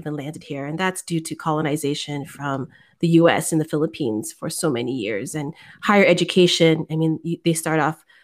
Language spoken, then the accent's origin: English; Daly City, California, United States; now in Oakland, United States; I grew up in Daly City, and it's kind of the first stop for a lot of Filipinos